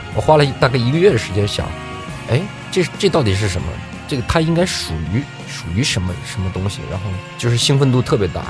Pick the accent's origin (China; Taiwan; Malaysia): China; Tianjin; moved away as an adult; also born or lived in Dalian; 因为高中在天津嘛，我家是天津的